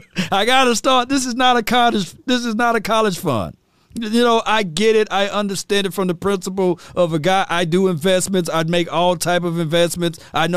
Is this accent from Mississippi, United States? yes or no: yes; Mississippi, United States; I'm from Mississippi, so we know we love that Southern food.